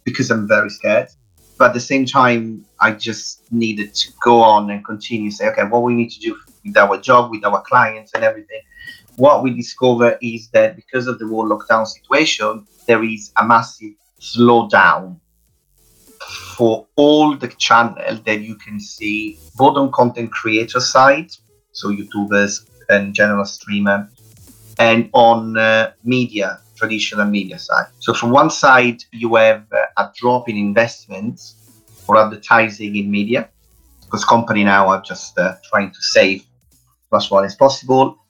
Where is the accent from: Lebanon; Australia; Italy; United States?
Italy; accent: Italian; English is a second language; moved away as an adult; now in United Kingdom; as you hear my Italian accent uh, is quite strong. I live in the UK since 2006